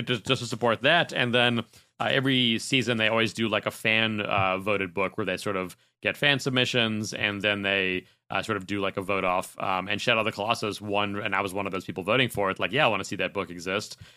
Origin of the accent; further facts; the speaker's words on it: Chicago, Illinois, United States; moved away as an adult; now in California, United States; growing up in Chicago, that's where I was working at E B